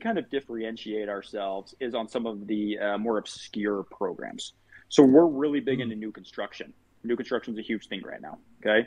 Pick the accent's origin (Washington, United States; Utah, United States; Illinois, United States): Utah, United States; Farmington; I grew up in Farmington, Utah